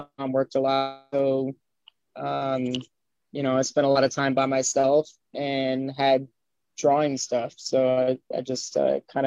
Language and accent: English; Miami Beach, Florida, United States; also born or lived in Brooklyn / California / Los Angeles; now in Hollywood, United States; I grew up in Florida